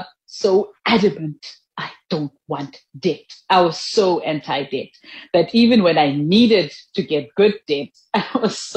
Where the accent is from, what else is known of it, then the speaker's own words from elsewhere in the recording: South Africa; also born or lived in Mahikeng, North West / Thaba Nchu, Free State; So I grew up between Mafikeng and Tabantu, which were part of the Botswana homeland. That's where I grew up until it became Northwest and Free State.